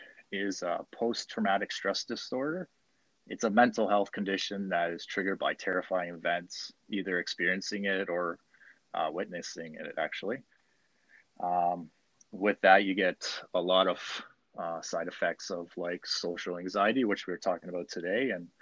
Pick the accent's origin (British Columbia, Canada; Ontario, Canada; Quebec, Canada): Ontario, Canada; London; now in Ottawa, Canada; I was born and raised in London, joined the army, and through the army, I became a combat engineer